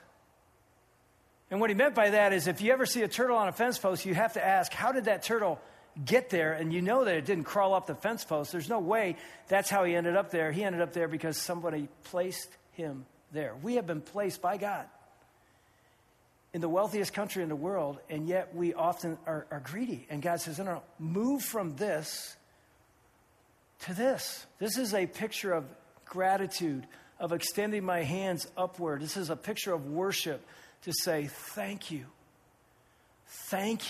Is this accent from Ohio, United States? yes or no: yes; Findlay, Ohio, United States; my hometown of Findlay